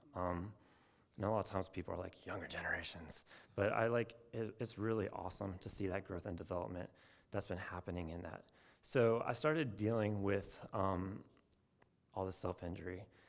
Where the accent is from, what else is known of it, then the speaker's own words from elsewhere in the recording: Portland, Oregon, United States; moved away as an adult; also born or lived in Chapel Hill, North Carolina; I'm from Portland, Oregon